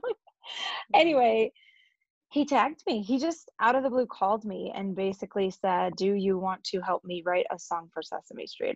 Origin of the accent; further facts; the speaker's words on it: Northwest Pennsylvania, United States; also born or lived in Ohio; I'm from Northwest Pennsylvania, um, originally born in Ohio, but I moved here when I was six. And I grew up in a really musical family